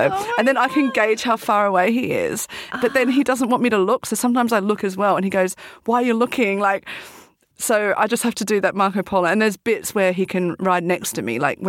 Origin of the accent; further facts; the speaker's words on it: Australia; moved away; I'm from Australia